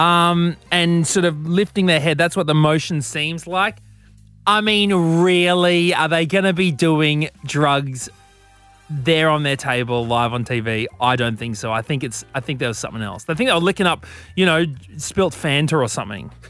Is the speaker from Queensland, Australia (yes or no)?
yes; Brisbane, Queensland, Australia; growing up in Brisbane